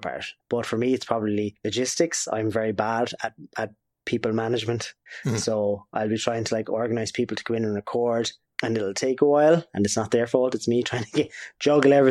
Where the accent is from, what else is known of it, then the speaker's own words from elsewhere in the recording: Waterford, Munster, Ireland; we're from Waterford